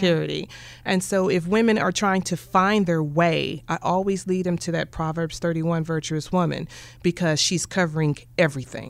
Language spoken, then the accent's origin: English; Kansas City, Kansas, United States; my brother and I, we grew up in Wyandotte